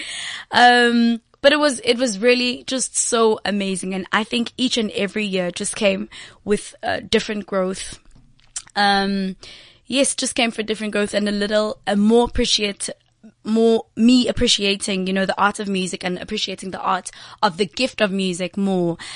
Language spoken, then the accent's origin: English; Johannesburg, Gauteng, South Africa; I'm actually from um, Eldorado Park